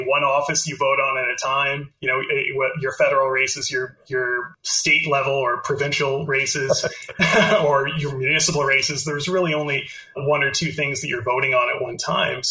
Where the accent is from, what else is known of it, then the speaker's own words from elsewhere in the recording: Canada; I'm Canadian. I live in Canada